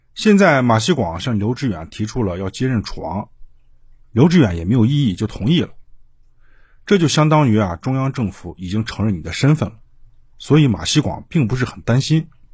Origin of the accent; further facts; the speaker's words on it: China; 我们中国人有信仰